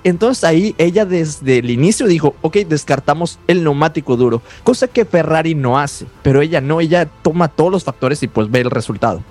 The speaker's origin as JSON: {"language": "Spanish", "country": "Mexico", "said": "como mexicanos"}